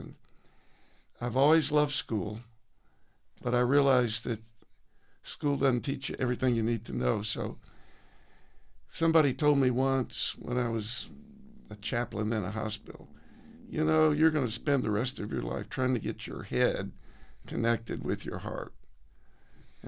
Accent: Georgia, United States; moved away as an adult; also born or lived in Chicago; now in Tucson, United States; I grew up in Georgia

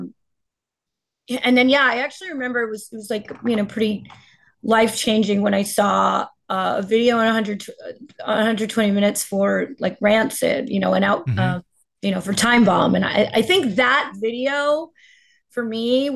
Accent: New Jersey, United States; I am from North Jersey

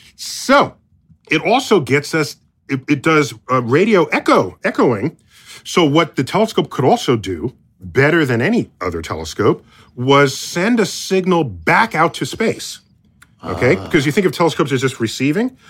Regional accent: United States; I'm as an American

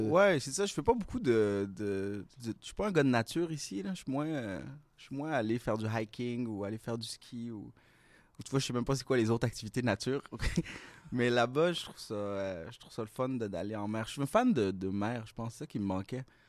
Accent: Laval, Quebec, Canada; now in Montreal, Canada; j'ai grandi un peu à Montréal, mais j'ai passé la majeure partie de ma vie à Laval

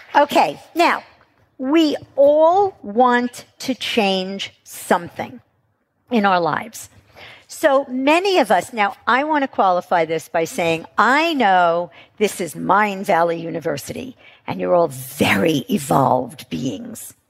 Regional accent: New York, United States; I'm from New York.

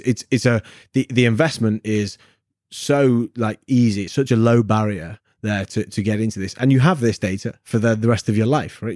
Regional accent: Manchester, North West England, United Kingdom; I'm from Manchester in the north of England where we meant to be salt of the earth grafters

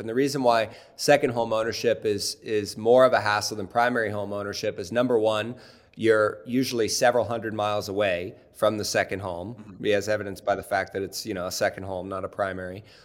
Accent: Cincinnati, Ohio, United States; I grew up in in Cincinnati, Ohio

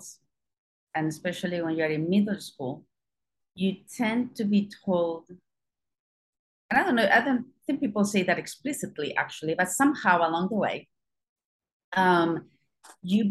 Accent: Spain; moved away; I don't come from the US, I don't come from the UK, I come from Spain. I was still born during a dictatorship in Spain. You know, so my schooling

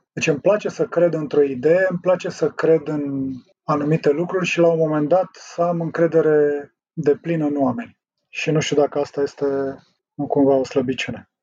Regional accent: Drobeta-Turnu Severin, Mehedinți County, Romania; moved away; also born or lived in Prahova; Eu sunt mai sudist, așa, am copilărit lângă Dunăre.

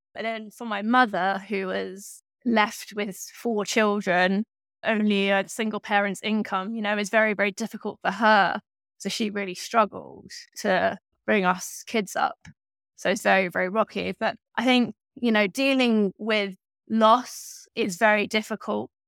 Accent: Berkshire, South East England, United Kingdom; I grew up in Berkshire in the southeast of England, and I grew up in, like, a sort of small town

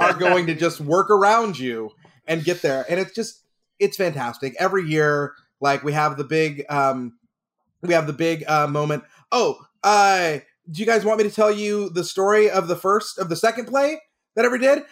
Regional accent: Texas, United States; now in California, United States; I grew up in Texas.

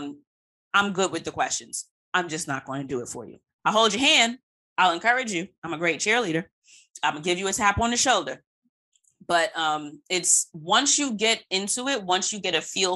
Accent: United States; being American born

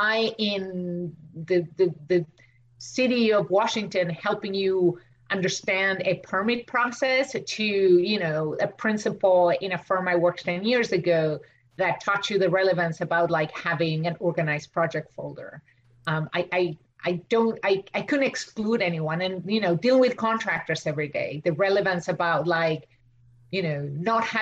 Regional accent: Argentina; English is a second language; now in United States; I'm from Argentina. I went to school there

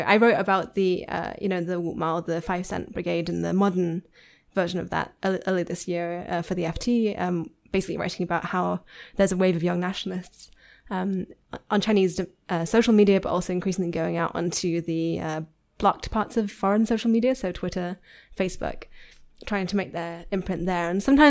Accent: Yorkshire and the Humber, United Kingdom; I am from Yorkshire.

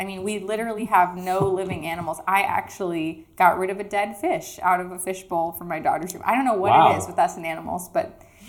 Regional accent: Nashville, Tennessee, United States; also born or lived in New York City / Los Angeles / Miami; now in Connecticut, United States; I grew up in Nashville's the smallest city I've ever lived in. And then we moved to the farm

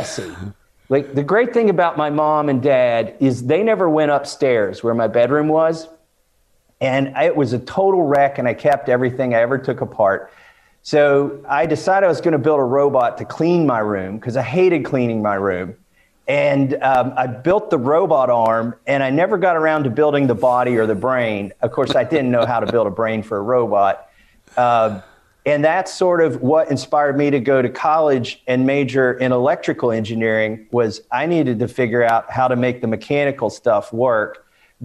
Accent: Eastern Kentucky, United States; moved away as an adult; also born or lived in Boston; I grew up in Eastern Kentucky, and we lived 2 hours from

